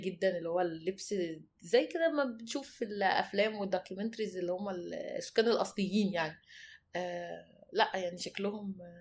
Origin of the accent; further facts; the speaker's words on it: Egypt; احنا مصريين